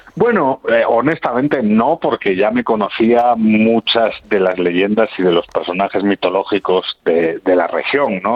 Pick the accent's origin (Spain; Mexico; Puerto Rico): Spain; Puerto de Vega, Asturias; los que viven allí y hemos crecido allí, el noroccidente asturiano